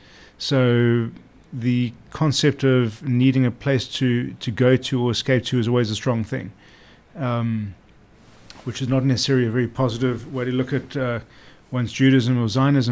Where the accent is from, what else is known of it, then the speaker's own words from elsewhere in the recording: Durban, KwaZulu-Natal, South Africa; accent: South African; moved away as an adult; also born or lived in Cape Town / Johannesburg; now in London, United Kingdom; grew up in Durban, which is a city on the coast, good middle-class suburban background